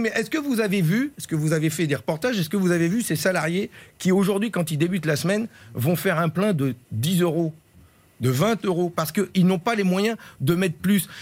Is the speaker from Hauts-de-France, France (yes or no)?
yes; Ch'ti, Hauts-de-France, France; je suis un ch'ti, je sais d'où je viens